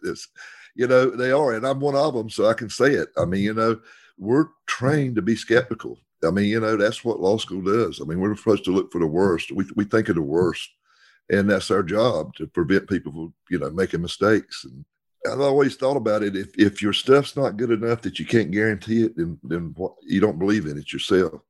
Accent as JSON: {"language": "English", "region": "the South", "country": "United States", "said": "we're from the South"}